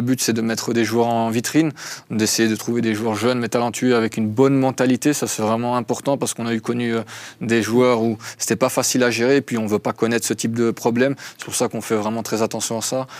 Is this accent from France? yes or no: no; Belgium; now in Lausanne, Switzerland; je suis belge à la base, donc belgo-arménien